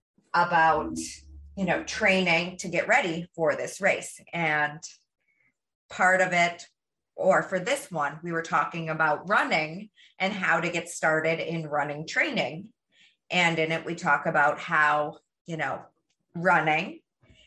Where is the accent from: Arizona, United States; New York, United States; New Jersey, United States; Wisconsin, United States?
Wisconsin, United States; now in Boston, United States; I'm from Wisconsin